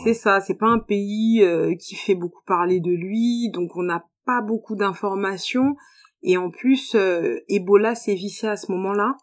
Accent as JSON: {"language": "French", "country": "France", "tie": "born or raised there", "also_born_or_lived": "Guinea / Côte d'Ivoire", "moved": "as an adult", "lives_now": "Abidjan, Côte d'Ivoire", "said": "J'ai grandi en France. J'ai grandi en France."}